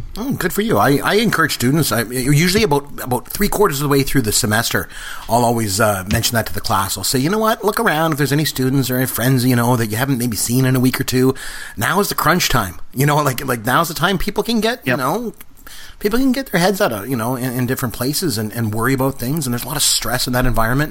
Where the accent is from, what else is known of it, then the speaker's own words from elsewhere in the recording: Canada; a Canadian and a proud Canadian